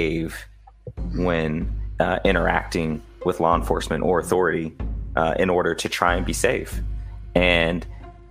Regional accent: Indianapolis, Indiana, United States; I grew up in Indianapolis.

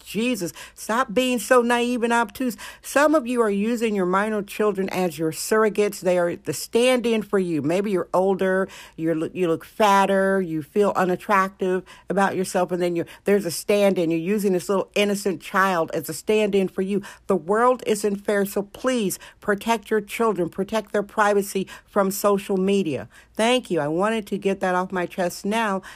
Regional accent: Wisconsin, United States; now in California, United States; Wisconsin, my home state, Wisconsin

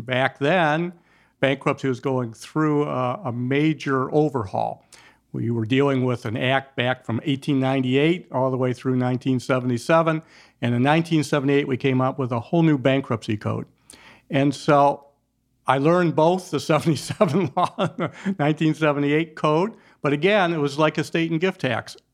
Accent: Detroit, Michigan, United States; I'm a Detroiter. I've been grow, I grew up there

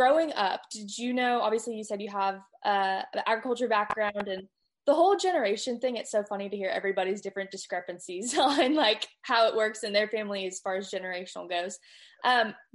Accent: Contra Costa County, California, United States; now in Texas, United States; I'm actually from Contra Costa County

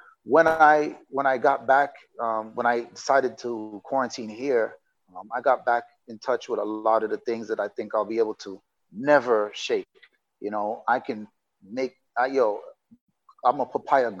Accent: Jamaica; moved away; also born or lived in United States; I'm Jamaican living in Jamaica, but I've been in America so long that I've disconnected

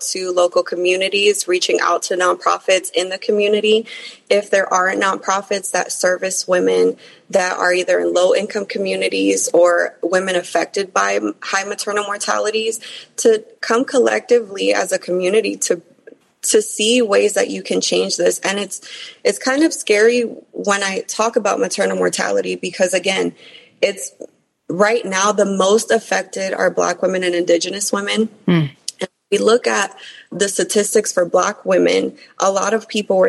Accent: New York City, New York, United States; being an immigrant, growing up in New York City, growing up in more impoverished places

